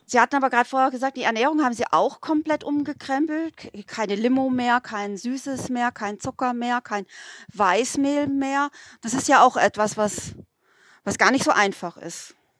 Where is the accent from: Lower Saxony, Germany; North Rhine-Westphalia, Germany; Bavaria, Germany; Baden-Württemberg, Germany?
Baden-Württemberg, Germany; Bad Mergentheim; wir haben bei uns in Mergentheim äh, relativ viele äh, russischstämmige Menschen